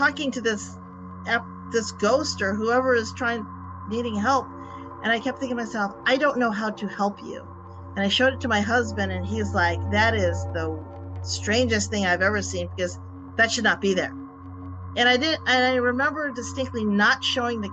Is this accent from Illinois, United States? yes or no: yes; Illinois, United States; moved away as an adult; now in Florida, United States; when I grew up in Illinois, and we moved down to Florida probably about 24, 25 years ago